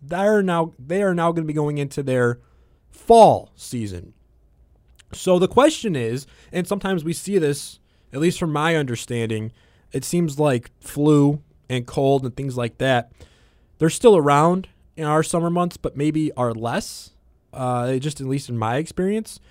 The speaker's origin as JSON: {"language": "English", "town": "Chicago", "region": "Illinois", "country": "United States", "tie": "born or raised there", "said": "as a Chicagoan growing up, one of the biggest gatherings we have in the summer is Lollapalooza"}